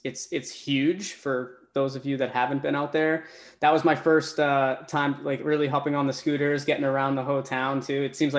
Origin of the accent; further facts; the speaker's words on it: Boston, Massachusetts, United States; I'm from the Boston, area as well.